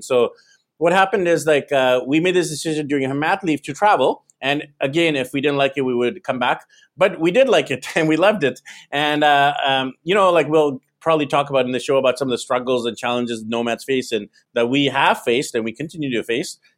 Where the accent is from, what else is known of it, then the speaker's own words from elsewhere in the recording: Vancouver, British Columbia, Canada; moved away as an adult; now in Manila, Philippines; So I'm actually originally from Vancouver, B C, Canada. That's where I was born, raised